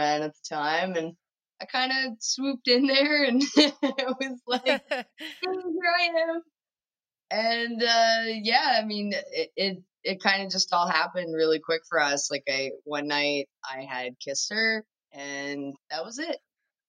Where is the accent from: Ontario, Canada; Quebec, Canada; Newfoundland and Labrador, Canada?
Newfoundland and Labrador, Canada; We grew up in Newfoundland together